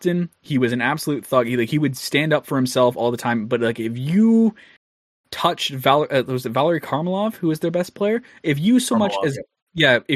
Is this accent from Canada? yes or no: yes; Canada; I'm Canadian